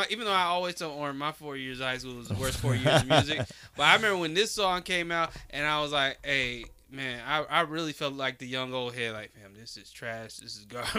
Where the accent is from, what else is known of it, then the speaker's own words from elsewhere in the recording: New Orleans, Louisiana, United States; I'm from New Orleans for real.